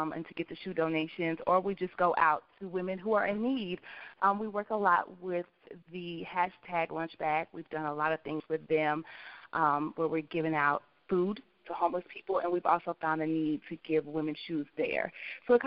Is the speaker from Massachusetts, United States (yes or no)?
no; Kansas City, Missouri, United States; We're both from Kansas City, Missouri